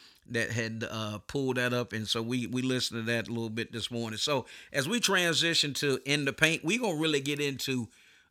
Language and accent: English; Eastwood, North Carolina, United States; growing up in Eastwood